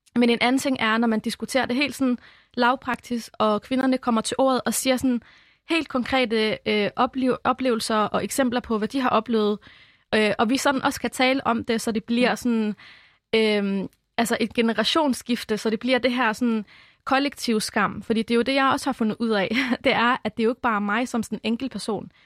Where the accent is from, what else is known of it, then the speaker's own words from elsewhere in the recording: Albertslund, Capital Region of Denmark, Denmark; also born or lived in Lebanon; Jeg er vokset op i Albertslund på Vestegnen